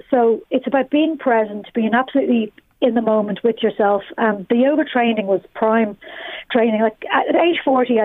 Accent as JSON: {"language": "English", "town": "Balbriggan", "region": "Leinster", "country": "Ireland", "moved": "yes", "lives_now": "Dublin, Ireland", "said": "I'm from Balbriggan"}